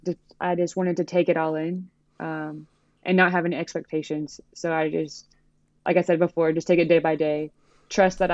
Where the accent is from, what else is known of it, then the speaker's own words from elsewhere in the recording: United States; moved away as an adult; being an American